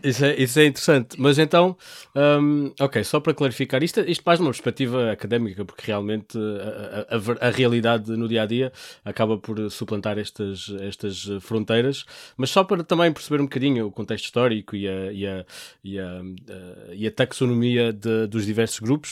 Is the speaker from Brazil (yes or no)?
no; Portugal; nós sendo portugueses